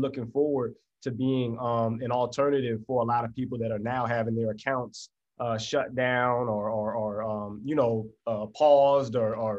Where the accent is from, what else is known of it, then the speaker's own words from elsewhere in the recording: Florida, United States; also born or lived in Tallahassee / Tampa / Orlando; I come from Florida, did a lot of moving around, had a very difficult past, made some, you know, decisions that moved me around, but lived in Tallahassee, Florida, Tampa, Florida, Orlando, Florida, ended up here.